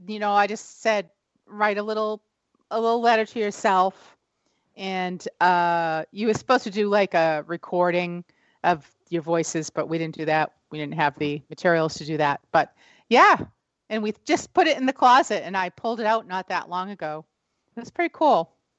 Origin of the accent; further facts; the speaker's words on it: New England, United States; You know I'm from New England.